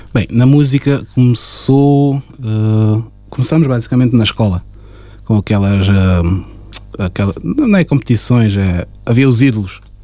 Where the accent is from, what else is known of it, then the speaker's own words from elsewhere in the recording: Portugal; also born or lived in Cape Verde; now in Luxembourg; eu nasci em Portugal, mas entretanto cheguei a viver em Cabo Verde também 4 anos. 4 uhum. a 5 anos, uh, na minha infância mesmo. Dos 4, salvei até os 8, 9 anos mais ou menos